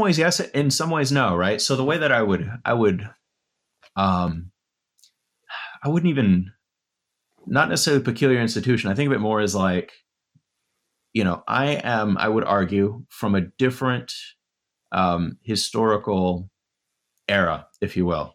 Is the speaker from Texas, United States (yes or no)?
yes; West Texas, United States; moved away; I'm from West Texas